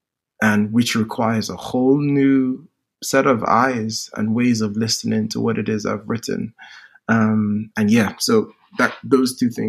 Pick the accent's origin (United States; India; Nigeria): Nigeria; But language also means a lot when I come from Nigeria, and we have Pidgin English, which is a broken English. Then we have Nigerian spoken English, which is different from British spoken English